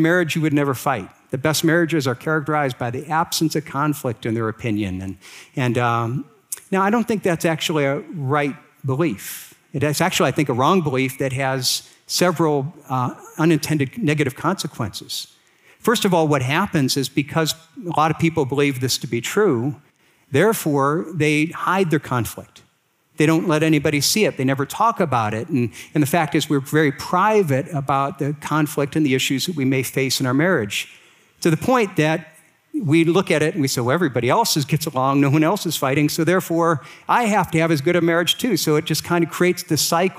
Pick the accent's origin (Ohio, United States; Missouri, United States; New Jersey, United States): Ohio, United States; Akron; I was raised here in Akron, Ohio